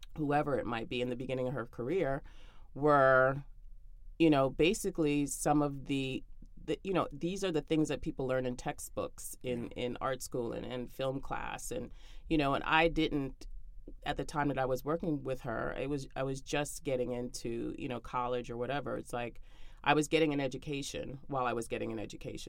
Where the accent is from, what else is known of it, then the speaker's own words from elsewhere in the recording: New York City, New York, United States; I grew up in Brooklyn